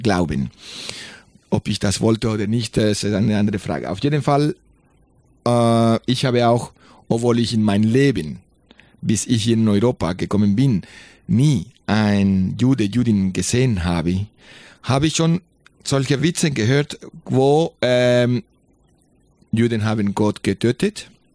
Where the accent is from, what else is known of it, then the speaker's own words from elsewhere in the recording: Colombia; German is a second language; moved away; ich bin in Kolumbien geboren.